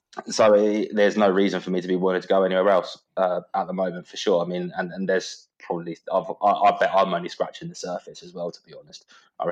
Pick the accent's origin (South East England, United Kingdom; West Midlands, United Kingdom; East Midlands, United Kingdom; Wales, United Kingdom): South East England, United Kingdom; Kent; I'm from Kent, so I'm down on the south coast. I'm nearer Dover than I am London.